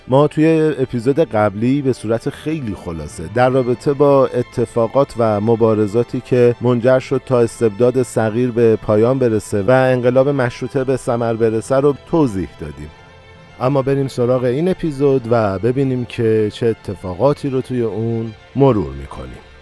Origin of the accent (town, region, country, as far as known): Iran